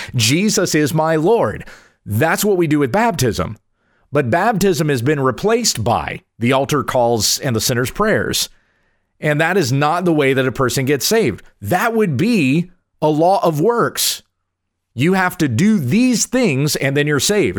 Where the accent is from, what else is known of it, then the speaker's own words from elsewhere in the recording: United States; I'm from the United States of America